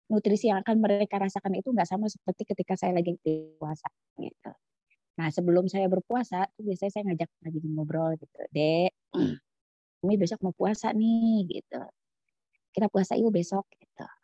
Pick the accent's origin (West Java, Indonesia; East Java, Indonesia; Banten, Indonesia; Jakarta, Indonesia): Jakarta, Indonesia; now in Papua, Indonesia; Karena kalau kondisi di Papua itu kan tidak sama seperti asal daerah saya di Jawa gitu di Jakarta.